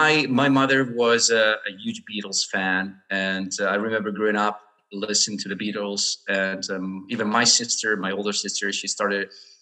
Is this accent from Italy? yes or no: yes; Brescia, Lombardy, Italy; first language Italian; English is a second language; also born or lived in Verona; I was born in Brescia, Italy, 36 years ago, almost.